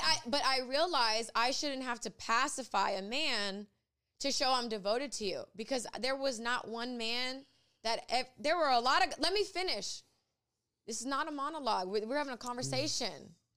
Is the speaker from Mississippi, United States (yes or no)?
yes; Ocean Springs, Mississippi, United States; I was raised in Ocean Springs, Mississippi